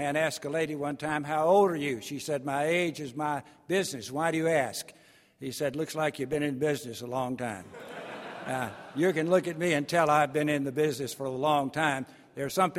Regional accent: East Texas, United States; I'm from East Texas

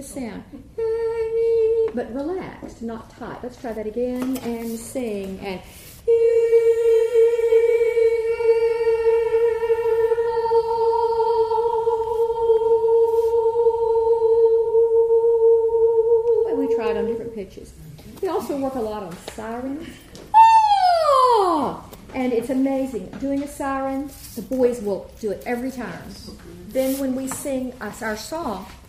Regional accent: College Station, Texas, United States; I grew up in College Station

